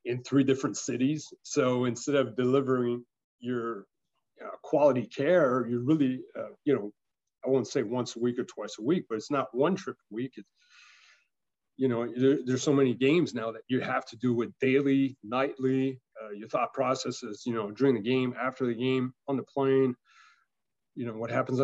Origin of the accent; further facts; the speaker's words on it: Canada; moved away as an adult; now in United States; I'm French Canadian